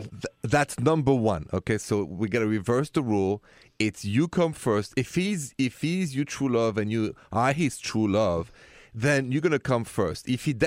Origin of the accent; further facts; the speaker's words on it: Paris, Île-de-France, France; now in United States; Well, I am from France. Je suis de la France. From Paris.